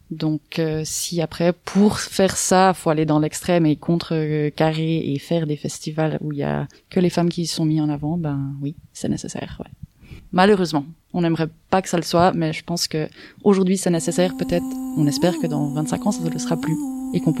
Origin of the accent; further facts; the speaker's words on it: Myanmar; j'ai grandi en Birmanie.